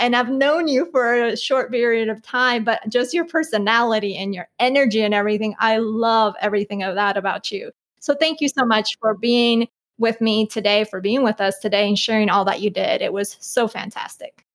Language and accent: English; Colombia; I'm from Colombia